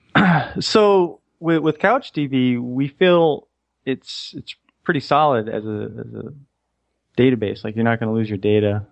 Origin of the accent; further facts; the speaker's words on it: Israel; I'm from Israel